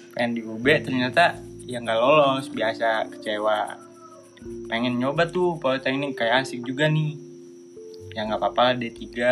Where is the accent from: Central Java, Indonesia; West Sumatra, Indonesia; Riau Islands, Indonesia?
West Sumatra, Indonesia; Padang; moved away as an adult